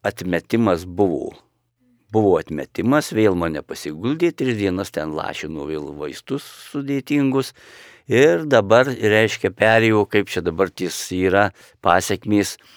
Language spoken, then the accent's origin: Lithuanian; Lithuania; mes kaip lietuviai